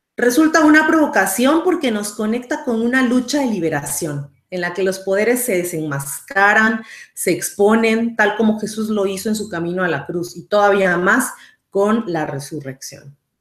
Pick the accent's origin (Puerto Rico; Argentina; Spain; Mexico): Mexico; now in San José, Costa Rica; soy mexicana, actualmente resido en Costa Rica